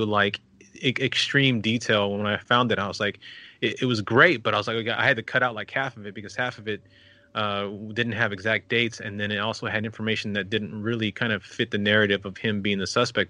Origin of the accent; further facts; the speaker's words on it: El Paso, Texas, United States; my hometown of El Paso